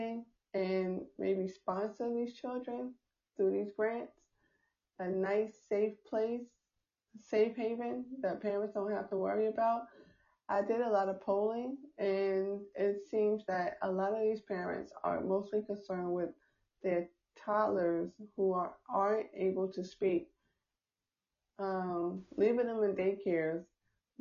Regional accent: New York, United States; I'm from New York

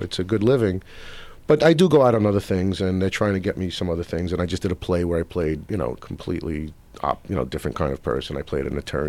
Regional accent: New York City, New York, United States; moved away as an adult; now in Los Angeles, United States; I grew up in Brooklyn. I do a lot of work, and even my accent is not a typical modern day Brooklyn accent. And I use an old 1920s Lower East Side accent, which is very specific.

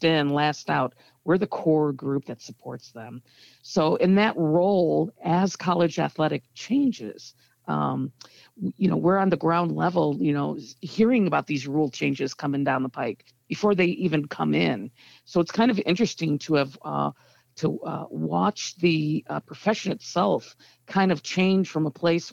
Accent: Evanston, Illinois, United States; I've never not lived in or worked in Evanston every single day of my life. Born and raised.

